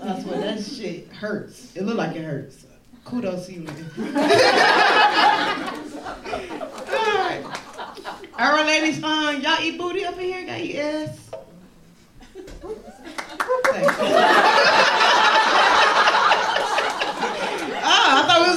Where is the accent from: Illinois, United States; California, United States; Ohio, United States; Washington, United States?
Illinois, United States; Chicago; I am from the West Side of Chicago